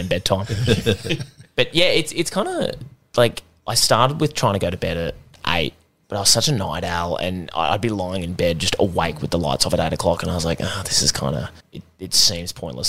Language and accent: English; Brisbane, Queensland, Australia; moved away as an adult; now in Townsville, Australia; I grew up in Brisbane